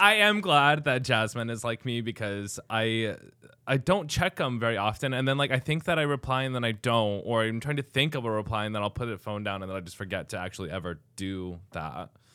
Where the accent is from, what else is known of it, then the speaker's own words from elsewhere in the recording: Albuquerque, New Mexico, United States; moved away as an adult; also born or lived in New York / Chicago; now in Cedar Rapids, United States; Albuquerque, New Mexico, but I moved here from New York.